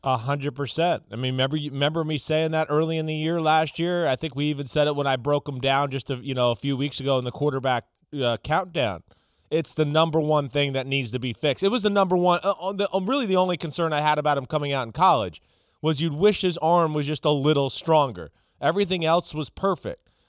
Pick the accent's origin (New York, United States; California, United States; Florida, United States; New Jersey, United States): New Jersey, United States; accent: New Jersey; my New Jersey accent